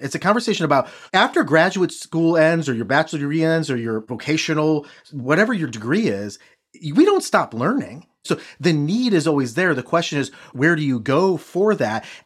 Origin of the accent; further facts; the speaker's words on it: Midwest, United States; I'm from the Midwest